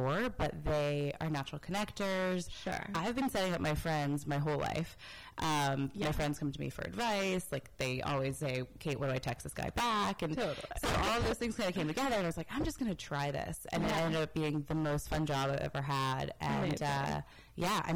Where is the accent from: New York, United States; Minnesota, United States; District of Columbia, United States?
District of Columbia, United States; Washington; moved away as an adult; now in Los Angeles, United States; I am from the East Coast, grew up in D.C., and moved out to LA to go to grad school